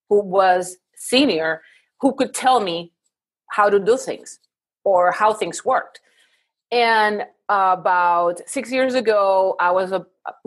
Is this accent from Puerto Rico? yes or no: yes; Puerto Rico; moved away as an adult; now in Houston, United States; I'm originally from Puerto Rico, but I live now in Houston for the past 18 years.